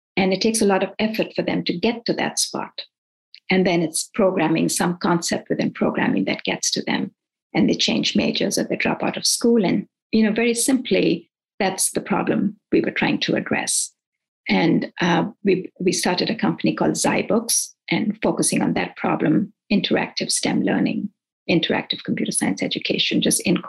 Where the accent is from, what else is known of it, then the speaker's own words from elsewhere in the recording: India; moved away as an adult; also born or lived in Nigeria / Irvine, California / Davis, California; now in United States; I grew up in India and in between went to Nigeria for 4 years and was educated there as well in West Africa.